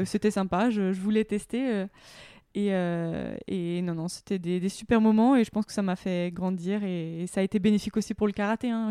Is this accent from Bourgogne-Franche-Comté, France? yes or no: yes; Semur-en-Auxois, Bourgogne-Franche-Comté, France; il y a un lac à côté de chez moi, à côté de ma ville natale, euh, semur en auxois